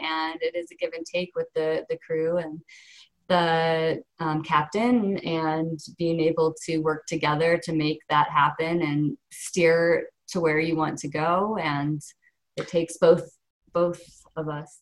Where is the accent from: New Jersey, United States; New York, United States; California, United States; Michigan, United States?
Michigan, United States; also born or lived in Ohio; I, I, was born in Ohio and then moved to Michigan, so spent um, most of my growing up time and through college